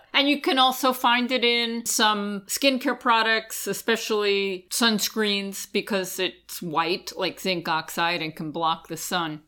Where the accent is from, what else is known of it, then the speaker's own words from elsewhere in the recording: Long Island, New York, United States; I grew up on Long Island in an area that had a big Italian community and a lot of Italian bakeries